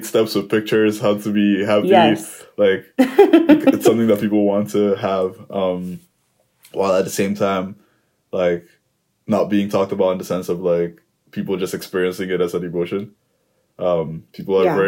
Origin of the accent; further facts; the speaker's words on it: Nigeria; also born or lived in United States; now in Canada; I'm originally from Nigeria. I lived in the US for like 5.5 years. And I recently moved to Canada with my family